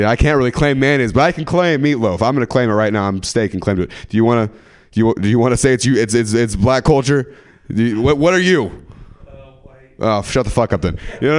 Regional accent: California, United States; And so where I'm from, the dads in bikini is just not the fat, you know? The 209. Do you know where the 209 is? Yeah. Do you? Stockton, Modesto.

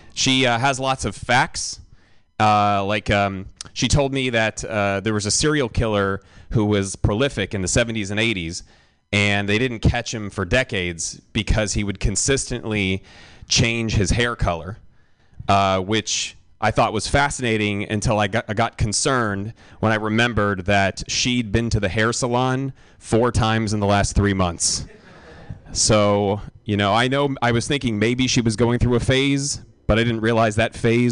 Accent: Milwaukee, Wisconsin, United States; I grew up in Milwaukee.

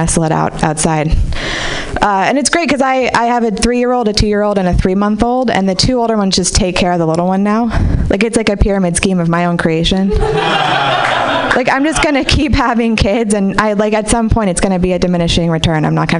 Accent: Marin City, California, United States; I grew up in Marin City, and I feel like I'm the only person who celebrated Kwanzaa every year here, right?

